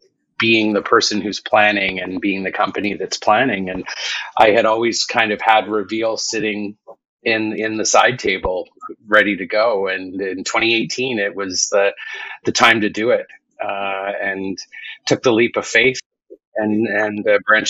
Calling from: Vancouver, British Columbia, Canada; Calling in from Vancouver, British Columbia.

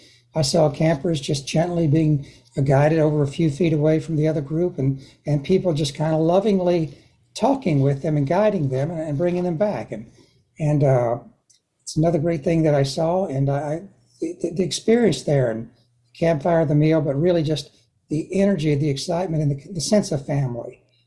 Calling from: Fort Myers, Florida, United States; I am in Fort Myers, Florida.

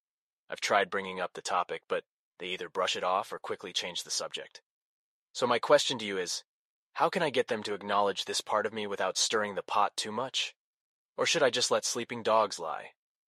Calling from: Austin, Texas, United States; from Austin, Texas.

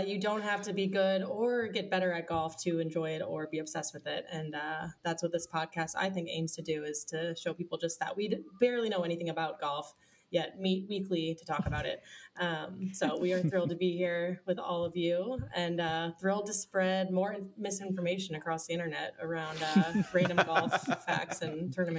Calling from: Dallas, Texas, United States; I'm calling from Dallas, Texas. New residence for me.

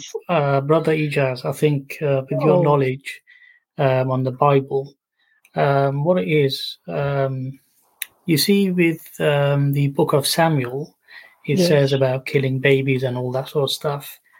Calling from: Barking, London, United Kingdom; Near Barking.

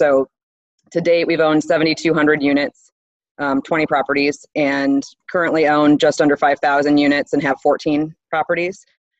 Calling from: Southlake, Texas, United States; I am in the Dallas-Fort Worth area of Texas, actually in Southlake, Texas.

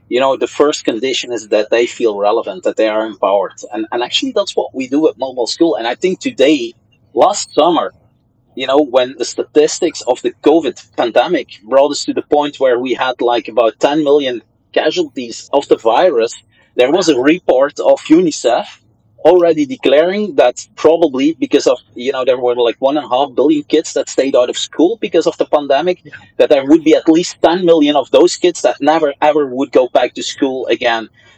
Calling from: Brussels, Belgium; Many of these guys over here in Brussels, I'm calling in from Belgium, many of the kids that went to fight with ISIS in Syria

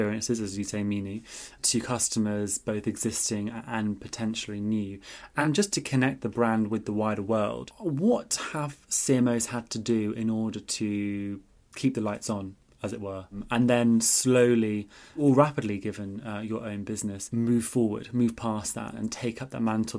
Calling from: London, United Kingdom; And as I'm joining from London, England, this is a truly global podcast.

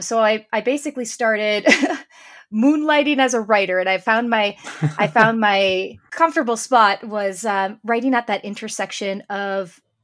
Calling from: Sudbury, Ontario, Canada; I'm joining today from Sudbury, Ontario, Canada.

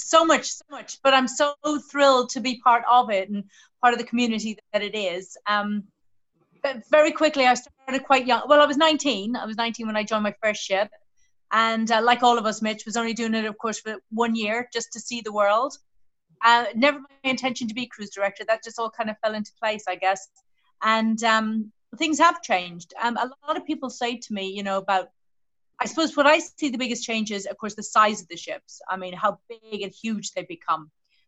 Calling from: Southampton, South East England, United Kingdom; Hi, everyone. I'm coming from Southampton in the UK.

